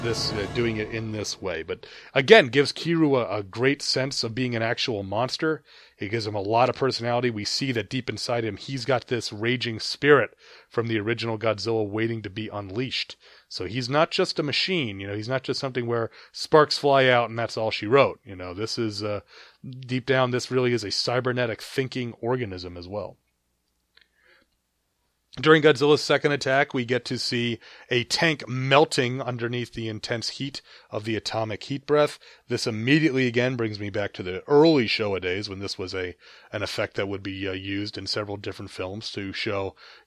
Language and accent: English; New York, United States; growing up in New York like I did